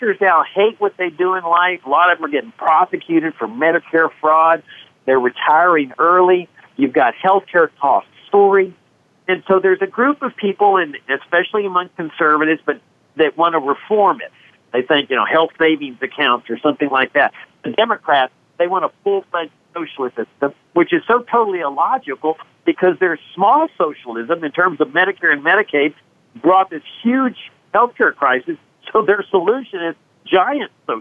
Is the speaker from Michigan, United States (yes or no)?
no; Laredo, Texas, United States; I grew up in Laredo, which was the poorest city in the United States